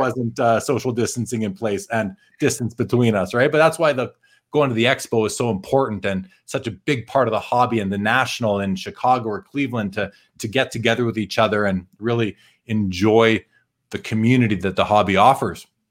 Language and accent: English; Winnipeg, Manitoba, Canada; where I grew up in Winnipeg